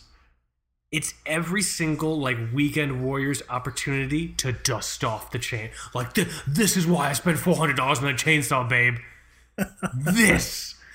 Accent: South Florida, United States; growing up in South Florida

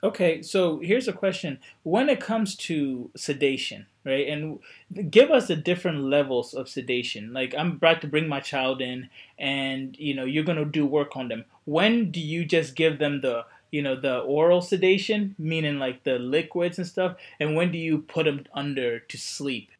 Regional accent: Coatesville, Pennsylvania, United States; moved away; I grew up near the Westchester uh, Exton area, right outside where Coatesville High, where Coatesville is

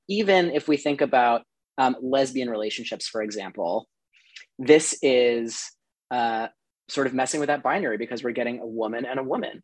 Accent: New Mexico, United States; now in Brooklyn, United States; I'm originally from New Mexico. Um, I played ice hockey all growing up.

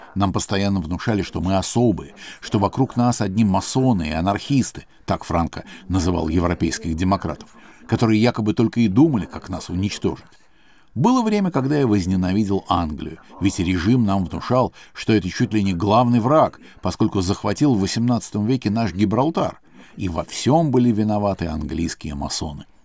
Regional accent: Spain; мне довелось самому пережить в детстве в Испании

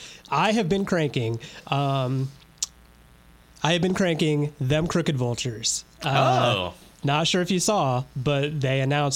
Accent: Wabash, Indiana, United States; born or raised there

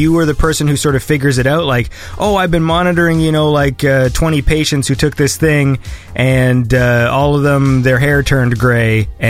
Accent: Canada; me as a Canadian, you know, in North America

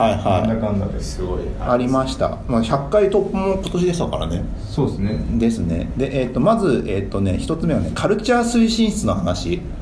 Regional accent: Osaka, Japan; あの大阪出身だから

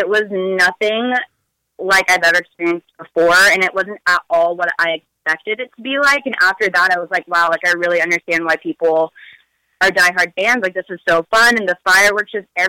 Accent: Bay Area, California, United States; moved away; I'm originally from the Bay Area

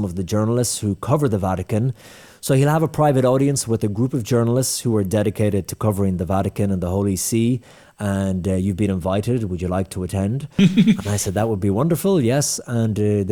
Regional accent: Ireland; I'm from Ireland.

